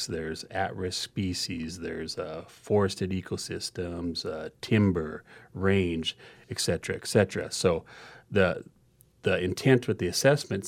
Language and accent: English; Pine Ridge Indian Reservation, South Dakota, United States; I'm originally from the Pine Ridge Indian Reservation